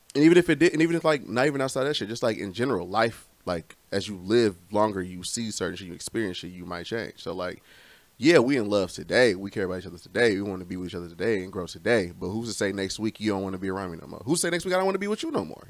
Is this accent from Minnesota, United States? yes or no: no; Romulus, Michigan, United States; here I am from Romulus